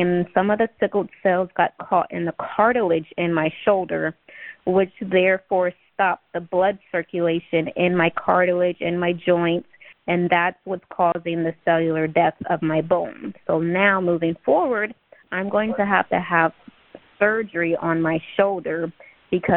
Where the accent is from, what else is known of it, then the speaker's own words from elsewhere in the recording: Ohio, United States; moved away; I'm originally from Ohio. I was born on Wright-Patterson Air Force Base